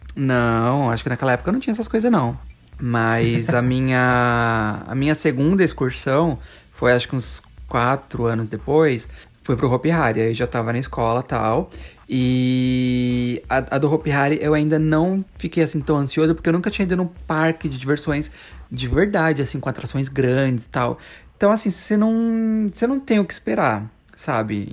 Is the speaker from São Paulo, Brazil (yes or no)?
yes; Paulista, São Paulo, Brazil; como um bom paulista